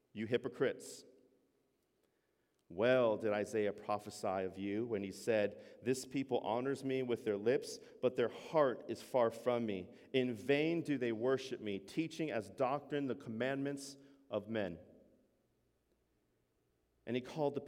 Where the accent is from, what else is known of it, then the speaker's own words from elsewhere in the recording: United States; I'm an American